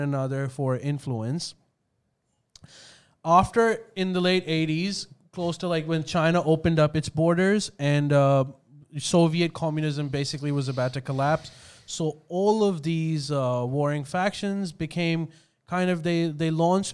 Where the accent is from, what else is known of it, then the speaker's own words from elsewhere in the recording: Australia; as an Australian